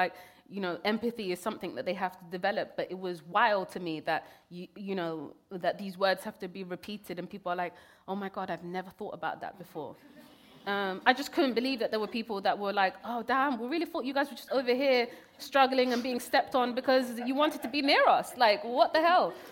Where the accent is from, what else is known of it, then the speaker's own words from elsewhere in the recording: Kenya; born there; I was born in Kenya. I never even got to even stepped foot in Somalia at that point.